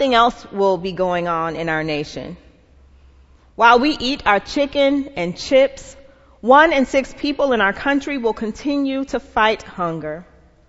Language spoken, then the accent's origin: English; Atlanta, Georgia, United States; I'm from Atlanta